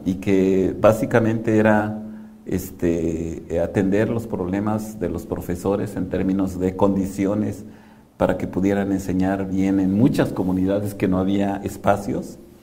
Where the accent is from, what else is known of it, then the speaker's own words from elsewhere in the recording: Mexico; lo que somos los mexicanos